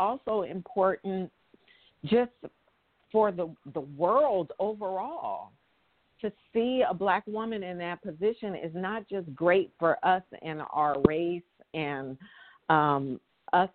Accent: San Francisco, California, United States; I'm from the Bay Area. I'm from San Francisco.

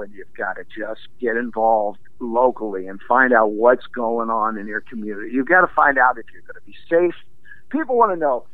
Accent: Baltimore, Maryland, United States; I grew up in Baltimore

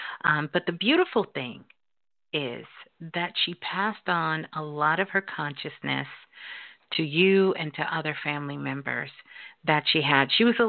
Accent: Brooklyn, New York, United States; Hey, you calling from my birth city. Brooklyn. I'm a Brooklyn girl.

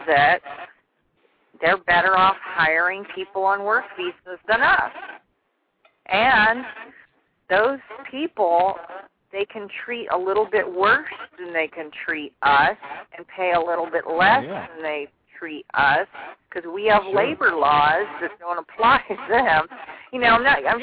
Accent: Southern California, United States; I was born and raised in California

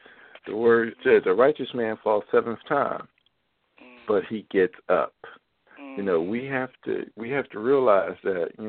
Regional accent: Philadelphia, Pennsylvania, United States; now in Baltimore, United States; I'm from Philadelphia

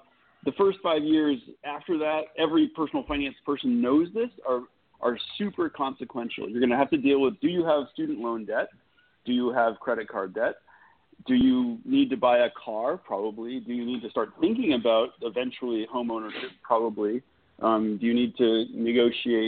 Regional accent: Massachusetts, United States; moved away as an adult; also born or lived in New York City; now in San Antonio, United States; I'm not a native Texan, which Texans won't forgive, but I'm from Massachusetts

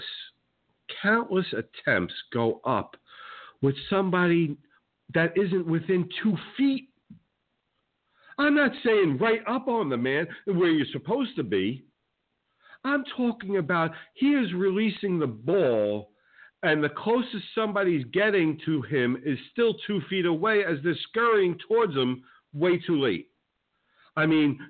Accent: New Jersey, United States; now in Florida, United States; I grew up in New Jersey and was a Knicks fan

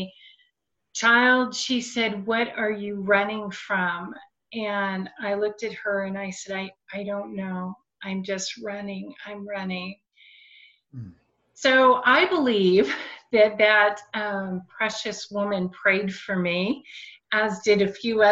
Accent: Silicon Valley, California, United States; now in Portland, United States; I grew up in Silicon Valley. I was born there

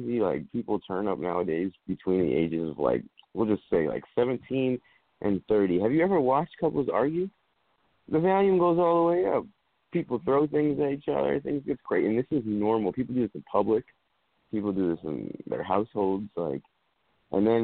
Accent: Torrington, Connecticut, United States; that's where I'm from. I'm from Connecticut

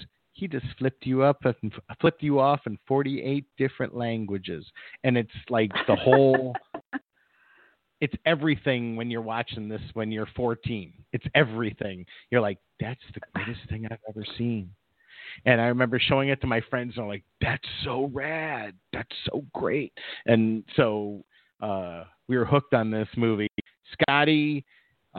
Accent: Midwest, United States; now in Los Angeles area, United States; Growing up in the Midwest

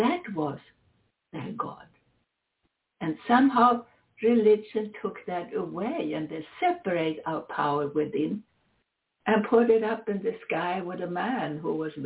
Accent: Sweden; moved away; also born or lived in Switzerland; Sweden is my home country, up in the very high north

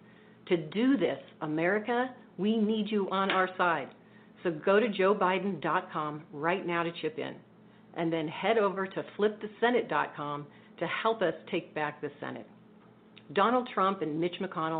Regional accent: Nevada, United States

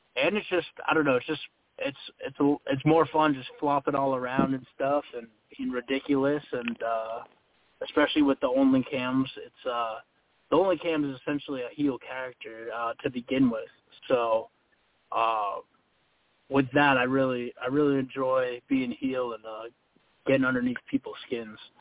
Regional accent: Massachusetts, United States; moved away as an adult; now in Florida, United States; I'm from Massachusetts originally

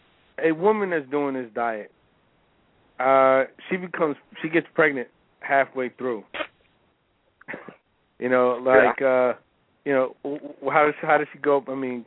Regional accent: California, United States; man. I'm actually from California. I'm just in Jersey right now.

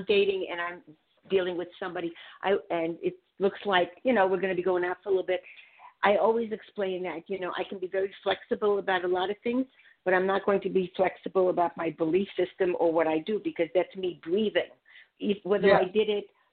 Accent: Budapest, Hungary; moved away; I'm from Budapest

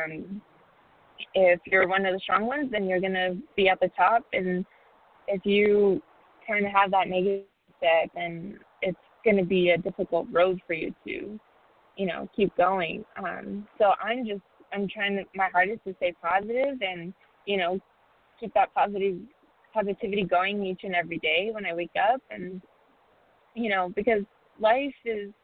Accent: Tucson, Arizona, United States; as a junior player, growing up in Tucson, Arizona

